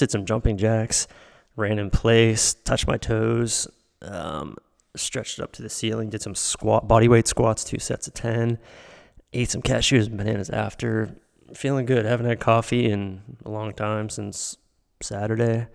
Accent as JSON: {"language": "English", "town": "Pittsburgh", "region": "Pennsylvania", "country": "United States", "tie": "born or raised there", "said": "growing up in Pittsburgh, just outside of Pittsburgh"}